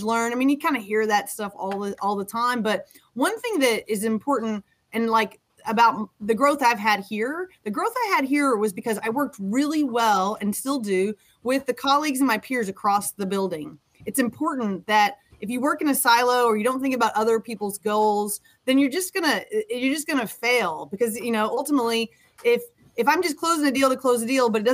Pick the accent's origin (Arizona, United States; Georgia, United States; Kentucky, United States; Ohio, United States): Kentucky, United States; Western; moved away; So I'm from Western Kentucky. I grew up, as I mentioned, on a farm.